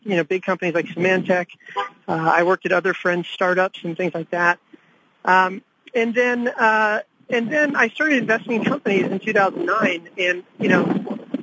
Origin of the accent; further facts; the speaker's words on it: Ashburn, Virginia, United States; also born or lived in India; now in Washington, D.C., United States; I came from India, and I grew up, about half my time growing up was in India, and half my time was in this small town called Ashburn, Virginia